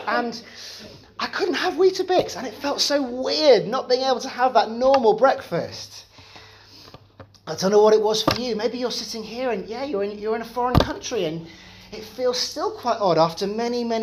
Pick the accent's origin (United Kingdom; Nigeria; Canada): United Kingdom; I'm British